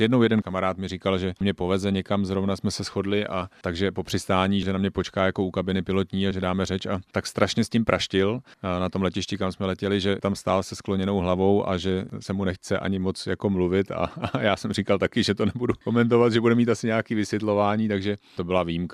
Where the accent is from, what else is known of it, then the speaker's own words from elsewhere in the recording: Sezimovo Ústí, South Bohemian Region, Czechia; also born or lived in Dvůr Králové nad Labem / Tábor; Já jsem vyrůstal v Sezimově Ústí, teďka bydlím v Táboře